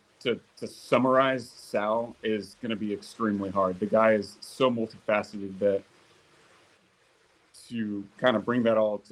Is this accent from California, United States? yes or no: yes; inland Orange County / LA area, Southern California, United States; Southern California was home, kind of inland, Orange County, LA area.